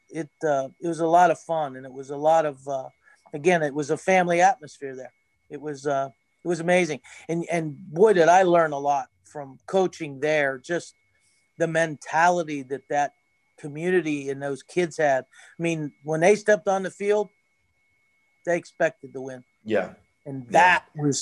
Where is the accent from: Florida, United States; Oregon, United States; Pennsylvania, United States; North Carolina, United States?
Pennsylvania, United States; Jeannette; we're in Jeannette, we're from Jeannette, and we're women